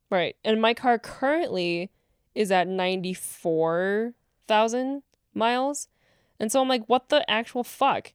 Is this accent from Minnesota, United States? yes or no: no; West Bend, Wisconsin, United States; that dealership in West Bend now, my hometown.